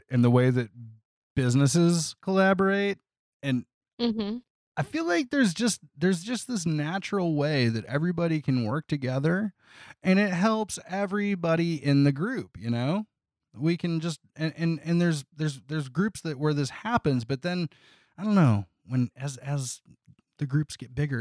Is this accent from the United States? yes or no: yes; Toledo, Ohio, United States; I grew up in Toledo